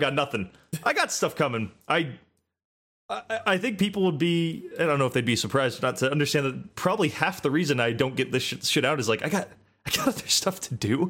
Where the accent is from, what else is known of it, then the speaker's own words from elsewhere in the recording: United States; I'm American